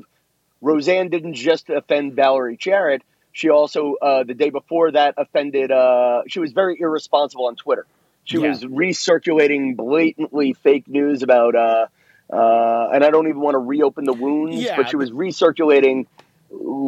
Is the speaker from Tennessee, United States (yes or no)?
no; New York, United States; I'm from New York in a time when the Italian people lived in one neighborhood, the Irish people lived in the other